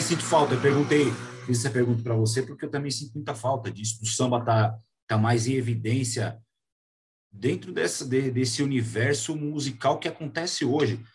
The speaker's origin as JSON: {"language": "Portuguese", "region": "São Paulo", "country": "Brazil", "said": "a gente, enquanto paulista"}